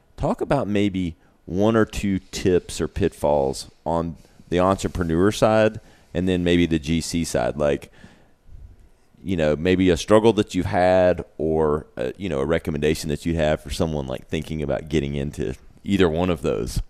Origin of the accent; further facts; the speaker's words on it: Greenville, South Carolina, United States; also born or lived in New York; I was born and raised in Greenville, lived in New York